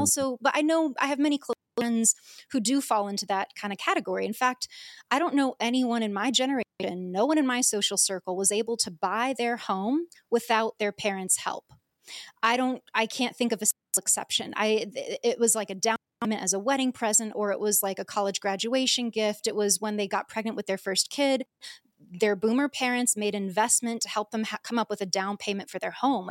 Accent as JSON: {"language": "English", "country": "United States", "said": "I'm obviously American"}